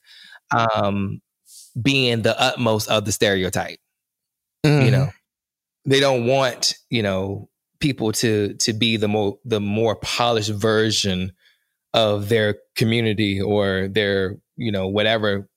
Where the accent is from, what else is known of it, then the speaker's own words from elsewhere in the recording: North Carolina, United States; I am from North Carolina